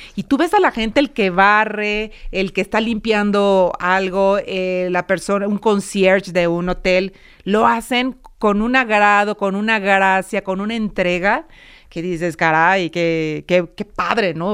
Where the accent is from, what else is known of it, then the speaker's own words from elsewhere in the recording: Mexico; los mexicanos